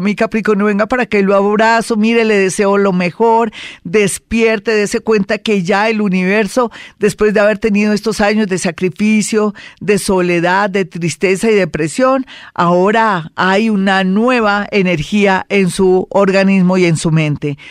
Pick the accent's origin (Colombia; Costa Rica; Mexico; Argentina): Colombia; somos colombianos